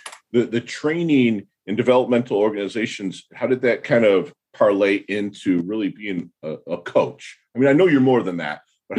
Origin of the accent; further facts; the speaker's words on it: Detroit, Michigan, United States; now in South Florida, United States; Everyone knows that I am from Detroit. I, you know, relocated to South Florida, but I'm, you know, the Midwest